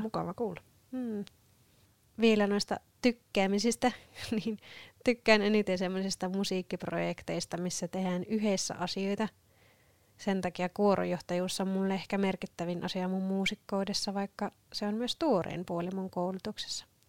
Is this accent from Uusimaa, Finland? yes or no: no; Sievi, North Ostrobothnia, Finland; now in Kouvola, Finland; mä oon alun perin Sievistä Pohjois-Pohjanmaalta kotoisin